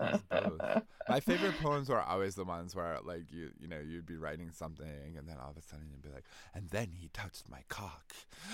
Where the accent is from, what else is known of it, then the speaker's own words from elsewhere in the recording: Massachusetts, United States; growing up in Massachusetts, I was dragged to and off Red Sox games